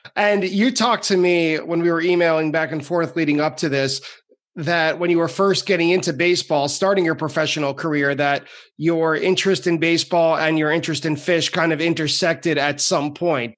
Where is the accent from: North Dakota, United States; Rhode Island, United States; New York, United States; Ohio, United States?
New York, United States; Long Island; I grew up on Long Island